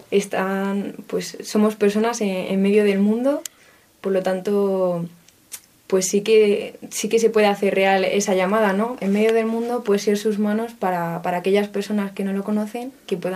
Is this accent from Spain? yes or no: yes; Bolaños de Calatrava, Castilla-La Mancha, Spain; also born or lived in Toledo; tengo 23 años y nací en Bolaños, un pueblo de Ciudad Real, y actualmente estudio Administración y Dirección de Empresas en Toledo.